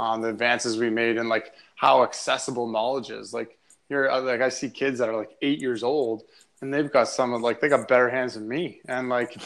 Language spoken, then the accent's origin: English; North Bay, Ontario, Canada; I come from North Bay, Ontario, which is about 3 hours north of Toronto. And I grew up playing minor hockey there